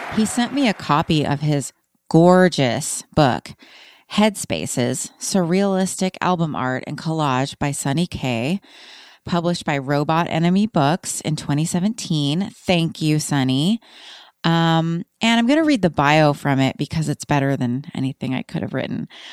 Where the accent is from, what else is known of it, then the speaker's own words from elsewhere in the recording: Austin, Texas, United States; I grew up in Austin